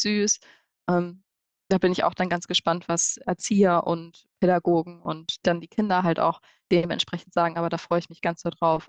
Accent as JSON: {"language": "German", "town": "Hanover", "region": "Lower Saxony", "country": "Germany", "said": "wir kommen ja alle aus Hannover und haben da ja studiert, haben auch unser Büro"}